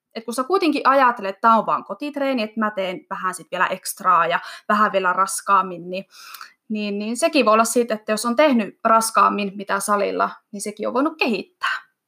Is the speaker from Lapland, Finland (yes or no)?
no; Iisalmi, North Savo, Finland; now in Kajaani, Finland; mä oon kotoisin Iisalmesta